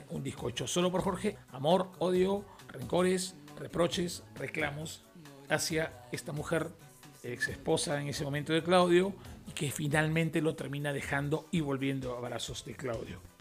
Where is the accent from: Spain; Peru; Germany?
Peru; en mi país, que es Perú